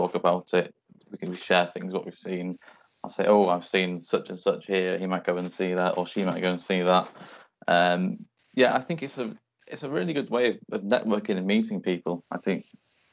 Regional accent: North Wales, United Kingdom; Growing up in North Wales

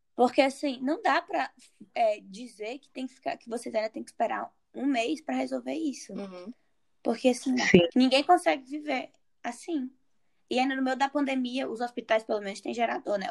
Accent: Fortaleza, Ceará, Brazil; eu sou de, eu sou de Fortaleza

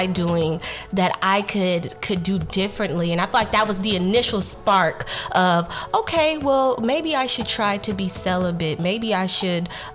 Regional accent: Baton Rouge, Louisiana, United States; moved away as an adult; also born or lived in Texas; I'm originally from Baton Rouge, Louisiana, and I came to Texas for school

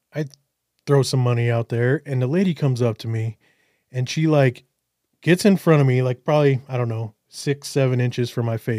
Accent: United States; I'm from America

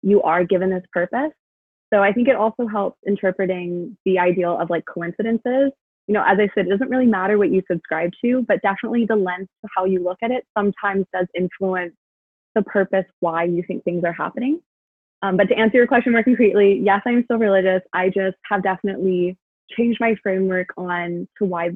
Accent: Vancouver, British Columbia, Canada; I grew up in Vancouver

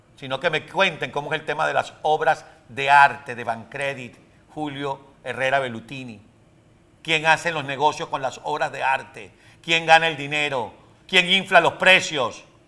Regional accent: Venezuela; moved away as an adult; now in United States; Cuando yo me fui de Venezuela en el año 2007

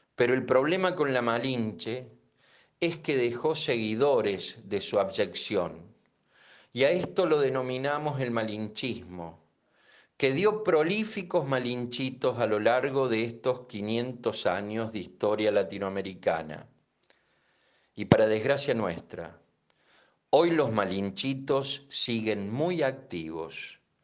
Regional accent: Argentina; siempre nuestros hermanos latinoamericanos nos han visto a nosotros y a Uruguay como europeos

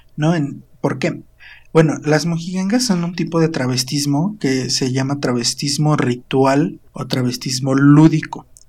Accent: Quebrantadero, Morelos, Mexico; Mi pueblito se llama Quebrantadero

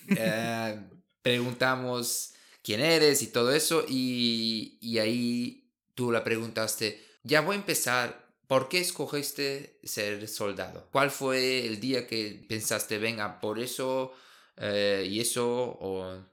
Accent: Brazil; Spanish is a second language; now in Germany; como brasileño

